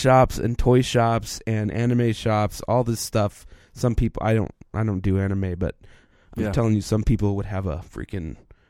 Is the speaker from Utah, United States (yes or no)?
yes; Utah, United States; when you tell somebody you're from Utah, you normally say I'm from Salt Lake because most people know Salt Lake.